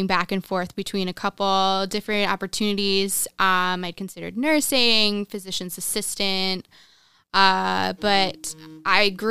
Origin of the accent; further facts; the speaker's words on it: Landenberg, Pennsylvania, United States; I grew up in Pennsylvania.